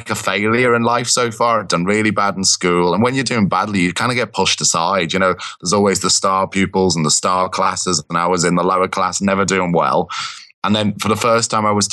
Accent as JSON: {"language": "English", "town": "Liverpool", "region": "North West England", "country": "United Kingdom", "tie": "born or raised there", "moved": "as an adult", "lives_now": "London, United Kingdom", "said": "I grew up in Liverpool, kind of that. So born and bred, kind of."}